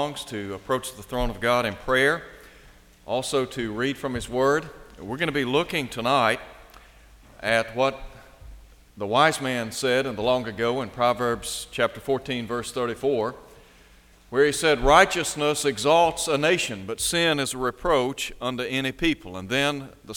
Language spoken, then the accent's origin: English; United States; We are American citizens